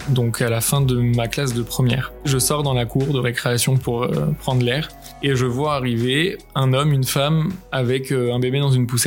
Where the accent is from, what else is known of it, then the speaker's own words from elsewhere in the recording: Paris, Île-de-France, France; Je suis né à Paris, j'ai grandi euh, au sein d'une famille de confession juive, entourée de mes trois grands frères et ma grande sœur.